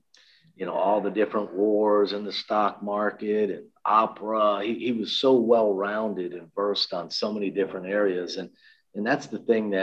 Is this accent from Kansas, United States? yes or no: no; Miami, Florida, United States; moved away; Frank and I grew up together in Miami